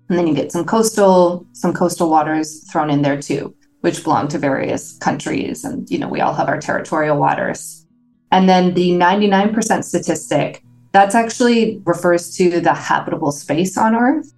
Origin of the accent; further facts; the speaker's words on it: Toronto, Ontario, Canada; moved away as an adult; also born or lived in San Diego / Hamilton, Ontario; I grew up in Toronto